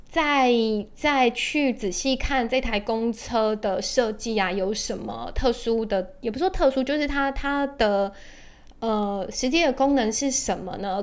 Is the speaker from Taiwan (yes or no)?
yes; Taiwan; 我们台湾人应该都蛮熟悉的